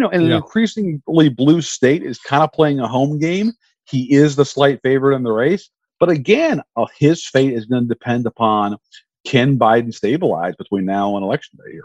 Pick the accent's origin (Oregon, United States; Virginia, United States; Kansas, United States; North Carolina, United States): Virginia, United States; my home state in Virginia